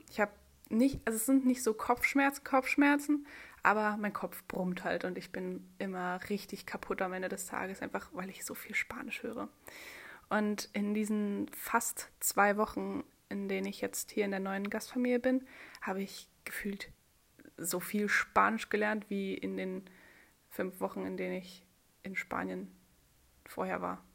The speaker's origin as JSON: {"language": "German", "country": "Germany", "said": "dass ich Deutsche bin"}